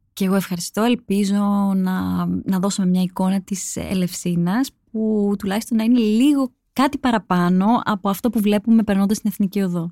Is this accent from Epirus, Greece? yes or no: no; Mani, Peloponnese, Greece; κατάγομαι από τη Μάνη